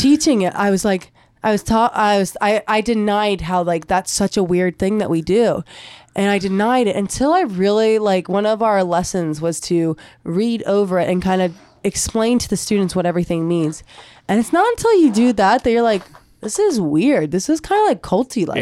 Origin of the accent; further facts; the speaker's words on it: United States; here in America, it's like we're an American.